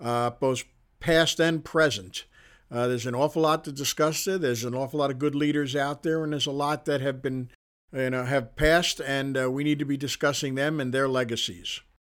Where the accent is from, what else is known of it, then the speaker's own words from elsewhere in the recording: Queens, New York, United States; accent: Queens; So I had to spend a lot of time trying to lose my Queens accent, which I'm fairly successful at, not completely, you can tell from the sound of my voice